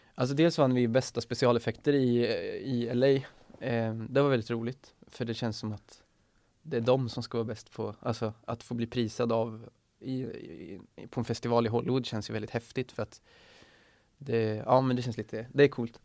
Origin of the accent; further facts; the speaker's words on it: Sweden; som svenskar